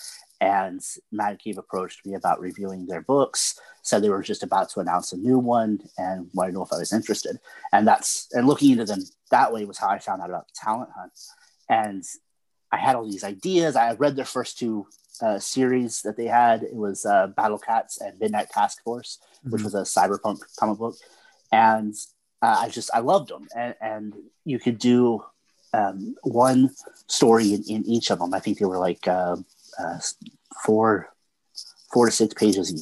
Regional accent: Oklahoma, United States; Oklahoma, my home state

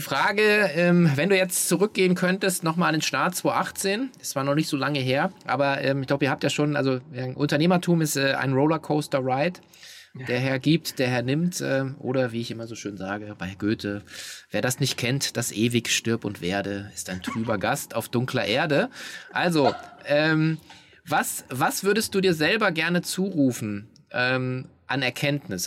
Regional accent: Hanover, Lower Saxony, Germany; Ich komme aus Hannover

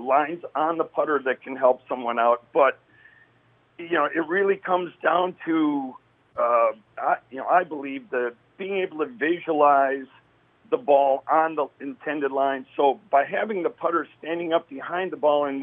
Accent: McHenry, Illinois, United States; I grew up in McHenry, which is a little bit outside of Chicago.

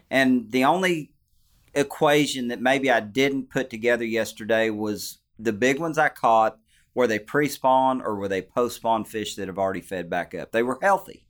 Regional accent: Arkansas, United States; also born or lived in Table Rock Lake; growing up in Arkansas

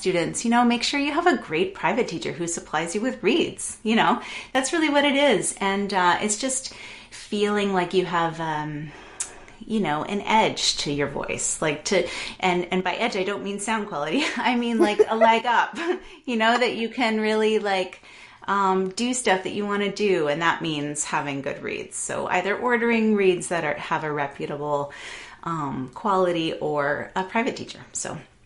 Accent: Toronto, Ontario, Canada; also born or lived in London, Ontario; I grew up in Toronto, and we moved to London, Ontario, which is just outside of Toronto, for my middle school and high school years.

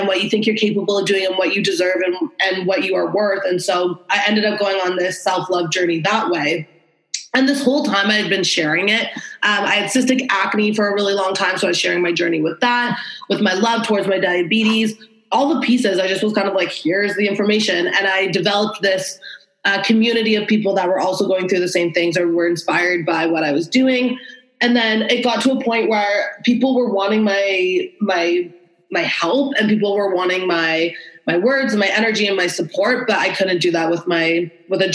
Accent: Toronto, Ontario, Canada; I'm 27 from Toronto, Ontario.

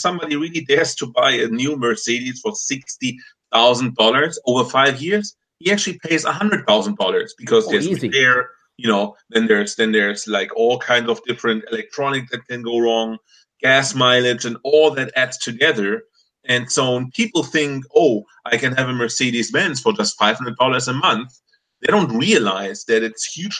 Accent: Germany; moved away; since I'm from Germany

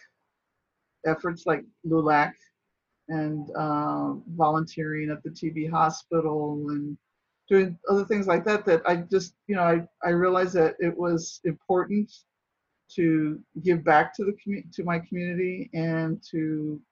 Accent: San Antonio, Texas, United States; now in Washington, D.C., United States; I'm from San Antonio, Texas

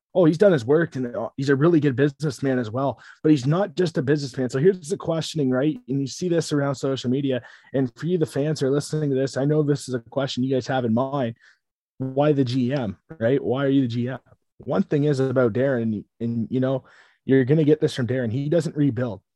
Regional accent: Delhi, Ontario, Canada; me growing up around the Delhi Travelers

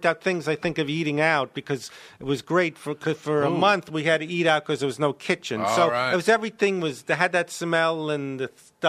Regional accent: Brooklyn, New York, United States; Brooklyn, New York. I went to the same high school as Larry David, except he's a few years older.

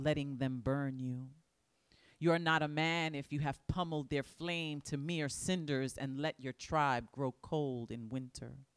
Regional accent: New York City, New York, United States; I was born in the Boogie Down Bronx. I still live there

